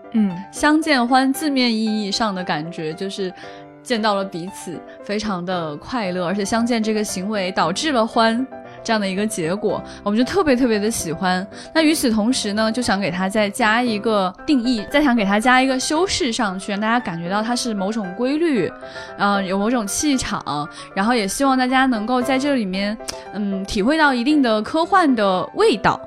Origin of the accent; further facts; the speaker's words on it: China; 我们中国人